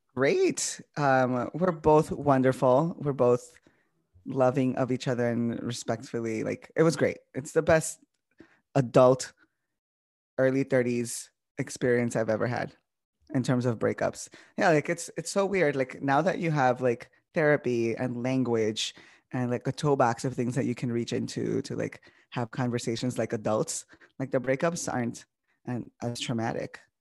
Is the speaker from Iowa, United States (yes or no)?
no; Chicago, Illinois, United States; first language Spanish; English is a second language; I grew up in Little Village.